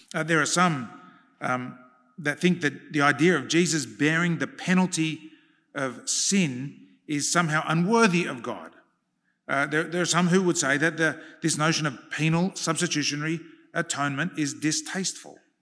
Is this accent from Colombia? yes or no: no; Australia